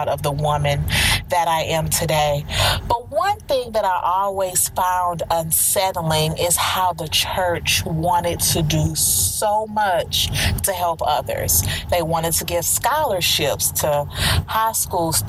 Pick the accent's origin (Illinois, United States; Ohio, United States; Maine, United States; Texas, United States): Texas, United States; Houston; moved away; also born or lived in Orlando, Florida; I moved from Orlando, Florida, the Central Florida area, to my hometown of where I am now, Houston, Texas